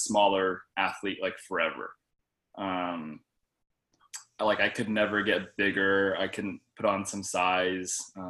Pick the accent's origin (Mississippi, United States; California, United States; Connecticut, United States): California, United States; Arcadia; born and raised in Arcadia, California